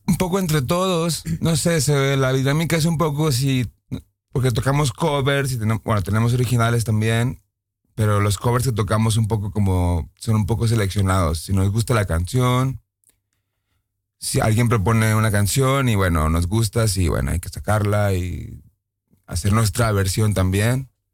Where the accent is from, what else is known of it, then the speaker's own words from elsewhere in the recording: Mexico; now in Netherlands; Yo soy de México